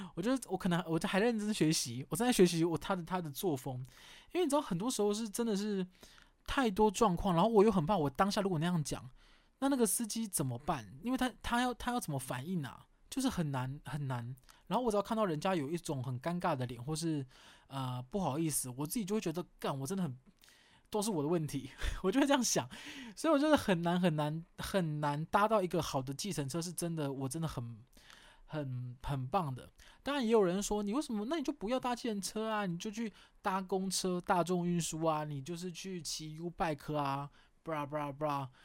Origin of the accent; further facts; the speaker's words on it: southern Taiwan, Taiwan; 因为我是南部人啊